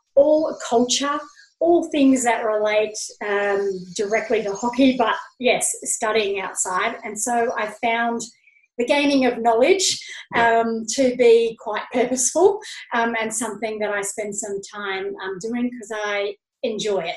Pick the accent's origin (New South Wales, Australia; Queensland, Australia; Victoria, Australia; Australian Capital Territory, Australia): Australian Capital Territory, Australia; Canberra; now in Sydney, Australia; when I was growing up in Canberra